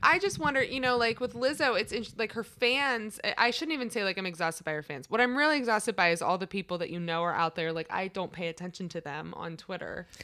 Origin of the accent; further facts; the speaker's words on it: Washington, District of Columbia, United States; I'm from, like, the D C area